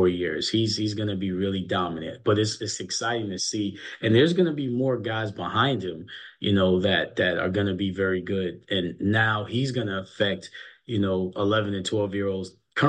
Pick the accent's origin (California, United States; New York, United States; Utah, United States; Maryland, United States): New York, United States; moved away; I remember growing up in New York and listening on the radio